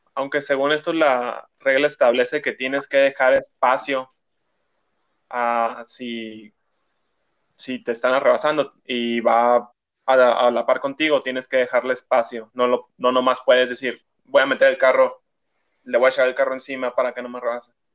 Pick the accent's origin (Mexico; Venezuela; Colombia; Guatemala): Mexico; como fan mexicano